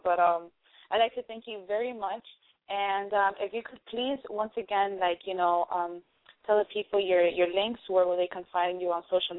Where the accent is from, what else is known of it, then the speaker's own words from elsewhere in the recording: Miami, Florida, United States; I'm originally from Miami. I'm here on business and vacation